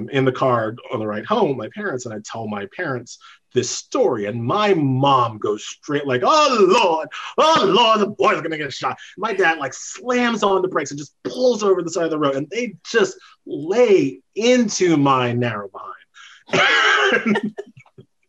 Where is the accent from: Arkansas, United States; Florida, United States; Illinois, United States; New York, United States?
New York, United States; moved away; also born or lived in Indiana; I'm from New York